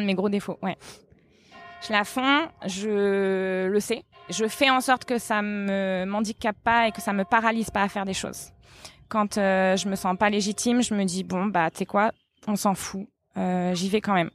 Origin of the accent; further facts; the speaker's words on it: France; now in Portugal; nous on est français